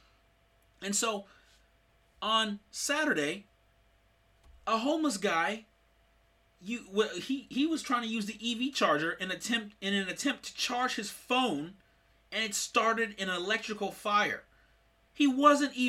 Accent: Sacramento, California, United States; I'm from Sacramento, California

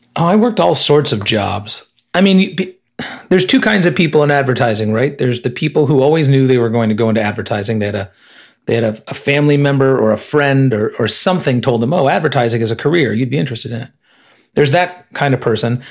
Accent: Illinois, United States; moved away as an adult; I grew up in Illinois

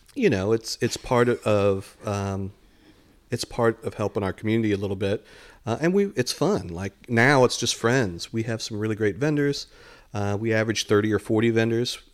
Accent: Dayton, Ohio, United States; moved away as an adult; also born or lived in San Antonio, Texas / Detroit, Michigan; now in Lakeland, United States; we grew up in Dayton, Ohio

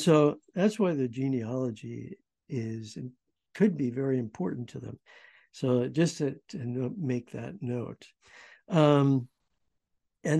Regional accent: United States; I'm American

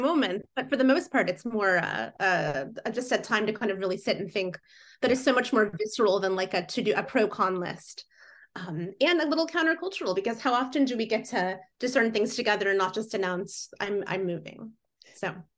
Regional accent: Fort Wayne, Indiana, United States; moved away as an adult; also born or lived in Muncie, Indiana; now in Seattle, United States; I grew up in Fort Wayne, northeast.

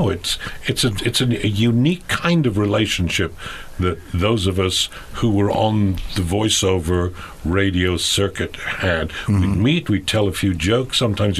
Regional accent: England, United Kingdom; moved away; I grew up in England.

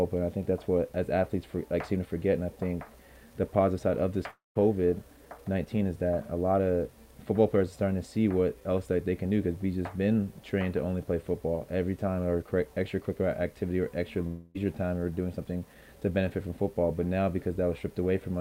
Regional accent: Canada; also born or lived in Alabama, United States; a Canadian high school graduate

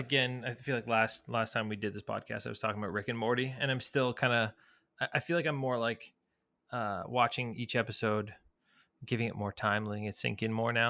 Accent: Toronto, Ontario, Canada; also born or lived in San Francisco; I'm from Toronto

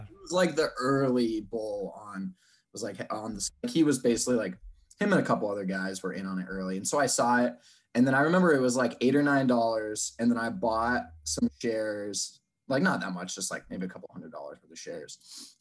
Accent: Seattle, Washington, United States; born and raised in Seattle

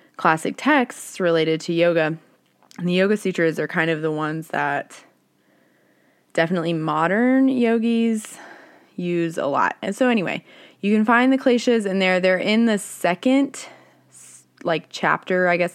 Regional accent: the South, United States; I grew up in the South

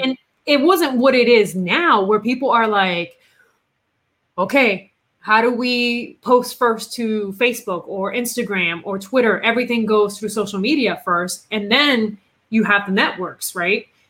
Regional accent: Puerto Rico; English is a second language; moved away; also born or lived in Massachusetts; I am originally from Puerto Rico, right? I was born and raised down there.

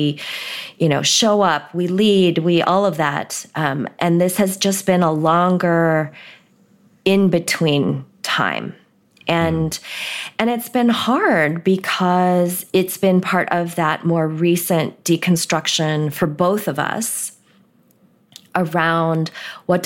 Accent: United States; also born or lived in Korea; the first Sunday we were here as recent immigrants, we found a church and went

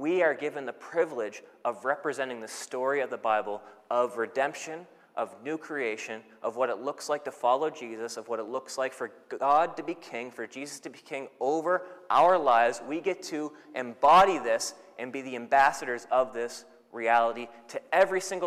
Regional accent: Canada; now in New Zealand; So I'm Canadian. I'm a Canadian citizen.

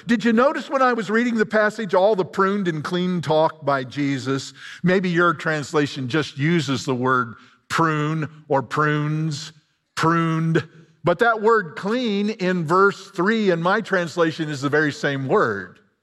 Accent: Illinois, United States; I'm a hick from Illinois.

